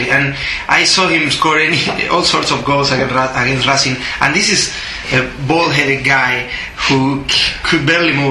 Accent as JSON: {"language": "English", "town": "Avellaneda", "region": "Buenos Aires Province", "country": "Argentina", "tie": "born or raised there", "said": "growing up in Avellaneda, uh, going to school, having most of my grade supporting Independiente."}